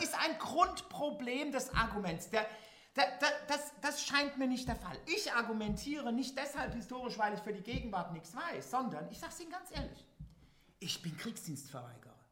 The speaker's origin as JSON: {"language": "German", "country": "Germany", "said": "ich als Westdeutscher"}